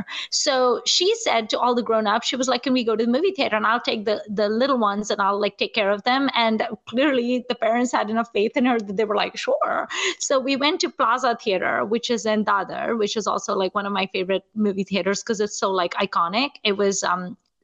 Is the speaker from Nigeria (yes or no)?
yes; Nigeria; I grew up in Nigeria and we did not really have movie theaters